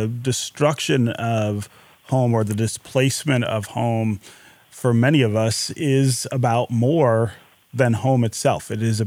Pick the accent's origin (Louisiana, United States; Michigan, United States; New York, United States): Michigan, United States; Detroit; the house where my family lived when I was born here in Detroit